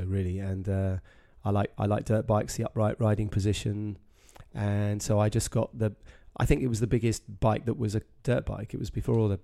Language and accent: English; Sussex, South East England, United Kingdom; I grew up in Sussex, so about kind of 45, 50 miles away from London